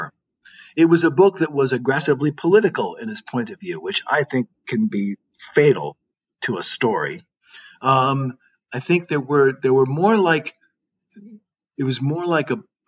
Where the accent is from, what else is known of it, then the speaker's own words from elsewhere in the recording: New England, United States; moved away; also born or lived in Iowa; I'm from New England, and so I had an Easterner snobbery